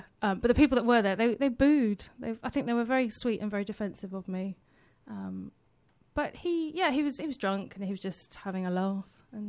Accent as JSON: {"language": "English", "area": "West Country", "region": "South West England", "country": "United Kingdom", "also_born_or_lived": "Australia", "said": "I'm from the West Country."}